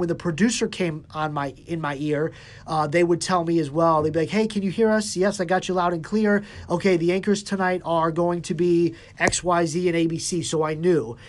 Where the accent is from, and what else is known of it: Cleveland, Ohio, United States; born or raised there